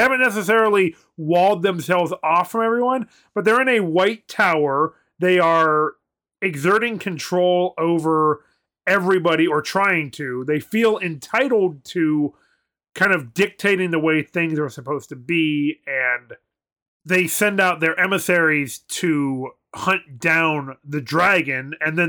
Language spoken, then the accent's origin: English; United States